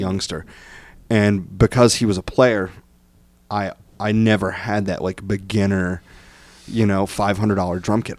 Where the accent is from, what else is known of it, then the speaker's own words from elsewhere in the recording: Bryan, Ohio, United States; I'm from Bryan, Ohio.